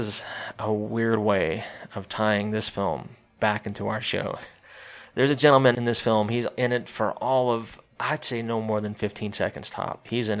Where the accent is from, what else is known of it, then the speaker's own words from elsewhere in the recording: South Carolina, United States; there was a film that was filmed in my home state, close to where I live, too.